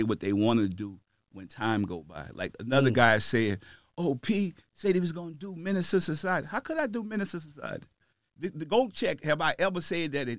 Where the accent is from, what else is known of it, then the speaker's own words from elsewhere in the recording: the South, United States; I'm from the South